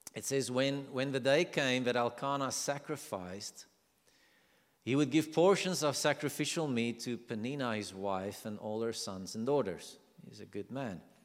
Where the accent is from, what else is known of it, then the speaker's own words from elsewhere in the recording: South Africa; accent: South African; I'm from South Africa